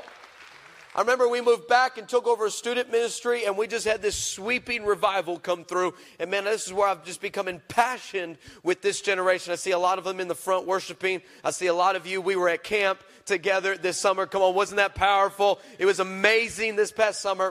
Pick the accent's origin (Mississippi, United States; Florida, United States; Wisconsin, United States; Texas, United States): Texas, United States; El Paso; I'm originally from El Paso, Texas